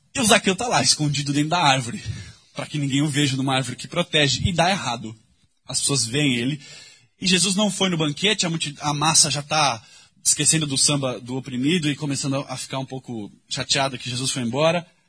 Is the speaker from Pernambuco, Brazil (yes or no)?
no; São Paulo, Brazil; Quando eu era adolescente, cresci aqui na Vila Madalena